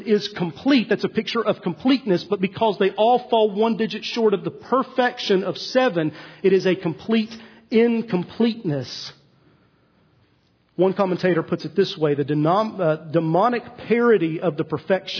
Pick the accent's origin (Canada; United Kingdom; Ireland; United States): United States; East Tennessee; I'm from East Tennessee, and so for 4 years I drove to my high school, Heritage High School, on 321 as you head toward Cades Cove.